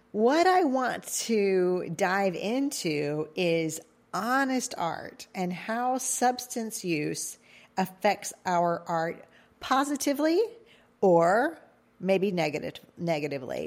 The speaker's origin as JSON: {"language": "English", "area": "Cajun", "region": "Louisiana", "country": "United States", "said": "I'm Cajun"}